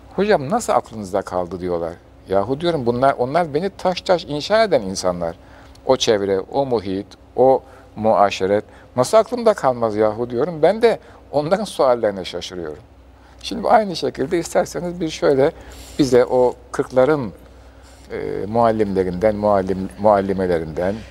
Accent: Istanbul, Turkey; Bayezid'de doğdum, Soğanağa'da, e, orada bir ilk mektebe başladım.

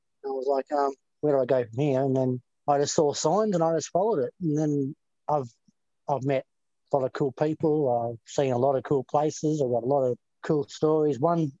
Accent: Bendigo, Victoria, Australia; also born or lived in Melbourne; I grew up in Bendigo, but I mostly lived in Melbourne.

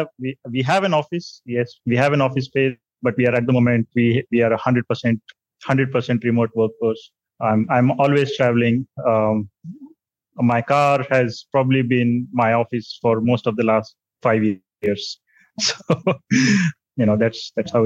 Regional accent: India; also born or lived in Delhi; By around 2013, I was back in my hometown.

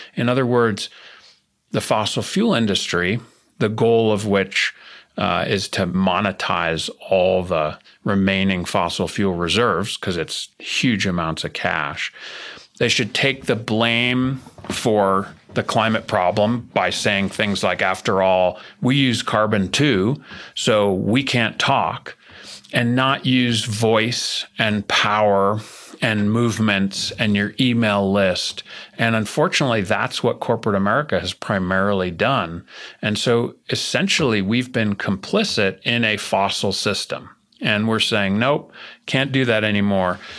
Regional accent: New Jersey, United States; I'm from New Jersey, and I was born in nineteen seventy

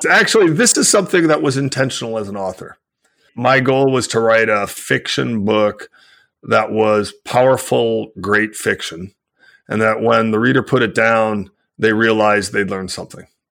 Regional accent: United States; I live in the United States, I'm an American

